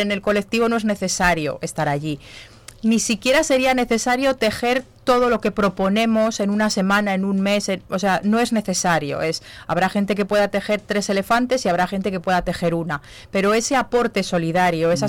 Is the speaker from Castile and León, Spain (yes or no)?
yes; Zamora, Castile and León, Spain; yo soy de Zamora